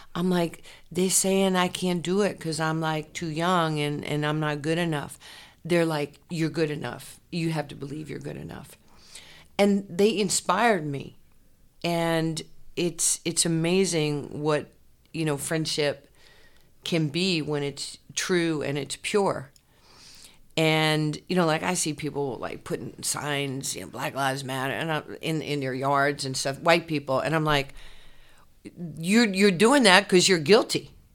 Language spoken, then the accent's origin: English; New York City, New York, United States; also born or lived in Brooklyn, New York; now in Dallas, United States; I was born in Brooklyn, grew up in Queens